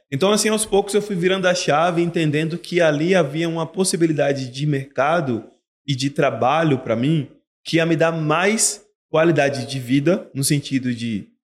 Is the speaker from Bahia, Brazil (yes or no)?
yes; Feira de Santana, Bahia, Brazil; Eu sou de Feira de Santana, na Bahia.